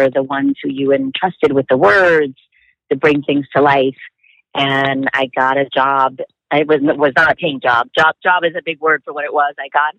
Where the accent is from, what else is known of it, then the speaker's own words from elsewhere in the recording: New York City, New York, United States; I'm from the Bronx